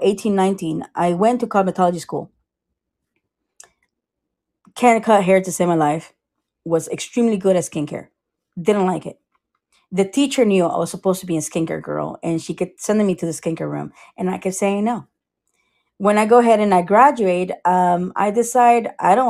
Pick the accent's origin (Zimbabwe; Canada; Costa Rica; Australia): Costa Rica; now in Sarasota, United States; I am from Costa Rica